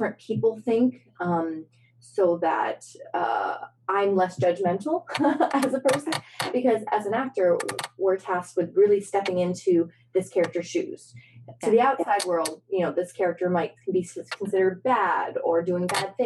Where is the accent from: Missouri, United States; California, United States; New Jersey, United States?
Missouri, United States; St. Louis; also born or lived in Hunan, China / upstate New York; we moved to St. Louis. And St. Louis, yeah, it was interesting because that's where I consider my hometown